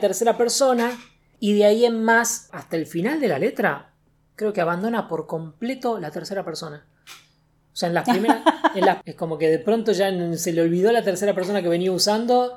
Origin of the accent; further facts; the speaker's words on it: Argentina; nosotros que somos de Argentina